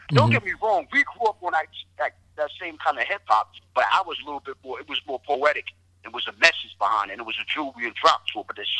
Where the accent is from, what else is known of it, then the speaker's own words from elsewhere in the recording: Englewood, New Jersey, United States; also born or lived in Littleton, North Carolina / Jamaica, Queens, New York / Bronx, New York; I was born in Jamaica, Queens, lived in the Bronx. I was raised in Inglewood, New Jersey, and Littleton, North Carolina.